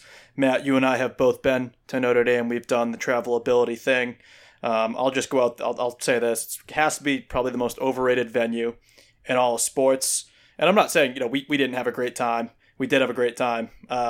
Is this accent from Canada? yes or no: no; Ireland; I'm from Ireland, so